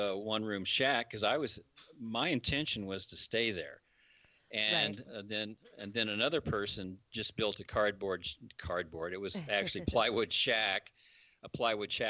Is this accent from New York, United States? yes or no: no; Kansas, United States; moved away as an adult; also born or lived in Fernwood, Idaho; coming from the flatlands of Kansas